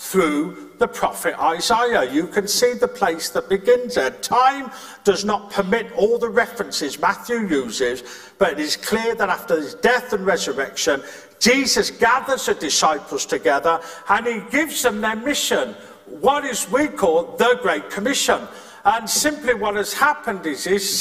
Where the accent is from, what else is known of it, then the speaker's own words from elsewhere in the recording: Birmingham, West Midlands, United Kingdom; moved away; I'm from Birmingham, or you're from a different place, or, where I grew up, there was a very posh place called Four Oaks.